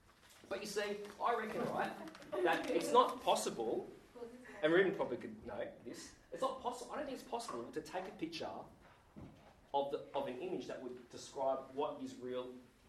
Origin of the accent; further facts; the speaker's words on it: Sydney, New South Wales, Australia; now in Geelong, Australia; I'm a Sydney boy. Came down to Geelong only last year.